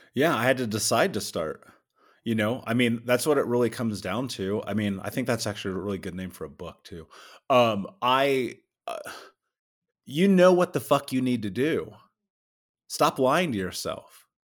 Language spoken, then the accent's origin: English; Indianapolis, Indiana, United States; I grew up in Indianapolis.